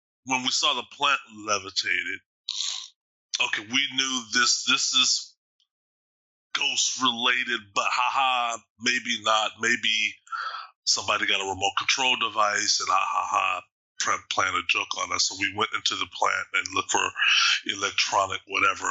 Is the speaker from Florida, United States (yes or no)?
no; Austin, Texas, United States; now in Bothell, United States; I'm originally from Texas, Austin specifically